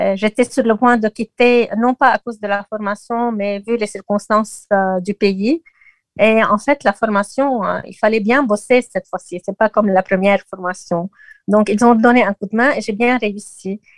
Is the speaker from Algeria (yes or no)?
no; Lebanon; chez nous au Liban